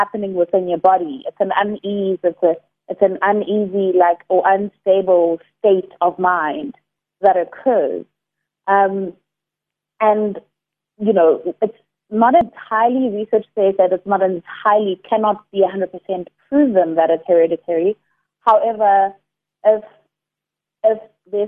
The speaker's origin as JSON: {"language": "English", "town": "Durban", "region": "KwaZulu-Natal", "country": "South Africa", "moved": "yes", "lives_now": "Cape Town, South Africa", "said": "I'm originally from Durban, currently based in Cape Town"}